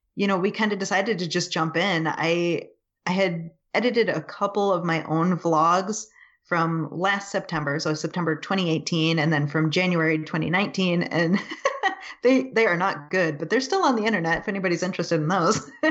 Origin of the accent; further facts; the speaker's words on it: Buffalo, New York, United States; also born or lived in California; I was born and we moved away from California into Buffalo.